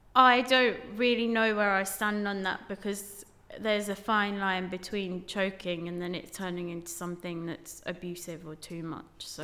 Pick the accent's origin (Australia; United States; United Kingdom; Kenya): United Kingdom; Dudley, West Midlands; moved away as an adult; now in London, United Kingdom; growing up in the West Midlands and being the only brown girl